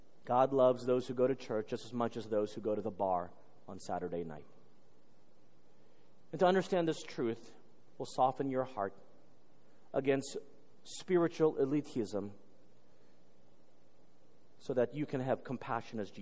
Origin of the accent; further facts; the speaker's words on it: Texas, United States; I grew up in Texas